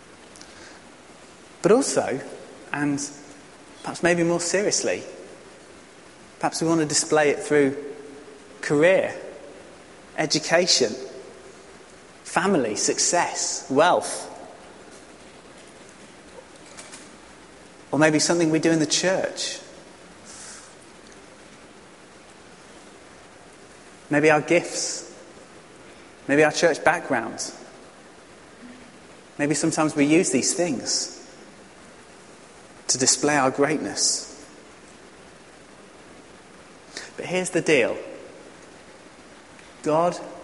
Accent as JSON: {"language": "English", "region": "England", "country": "United Kingdom", "said": "as an English man"}